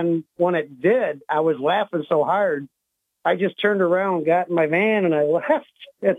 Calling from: Owego, New York, United States; from Owego.

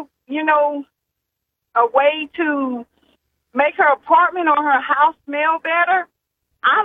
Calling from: Arkansas, United States; calling from Arkansas.

